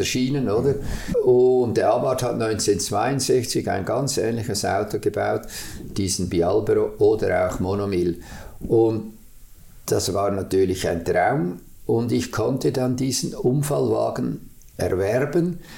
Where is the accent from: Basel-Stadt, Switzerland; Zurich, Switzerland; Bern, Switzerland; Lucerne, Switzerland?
Zurich, Switzerland; da, wo ich aufgewachsen bin, in der Stadt Zürich, an der Rotbuchstraße 12